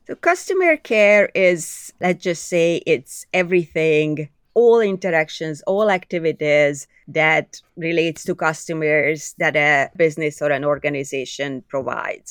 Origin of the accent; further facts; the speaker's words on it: Budapest, Hungary; English is a second language; moved away as an adult; now in Canada; I was born in Budapest, Hungary, as you could probably hear from my accent.